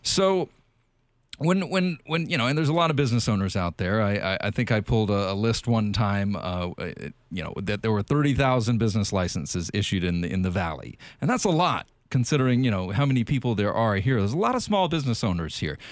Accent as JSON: {"language": "English", "region": "South Carolina", "country": "United States", "moved": "yes", "said": "I'm from South Carolina"}